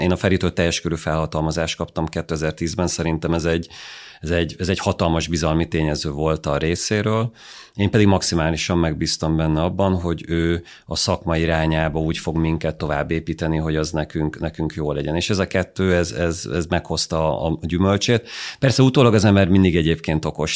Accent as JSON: {"language": "Hungarian", "country": "Hungary", "said": "magyarok vagyunk Nyugat-Európában"}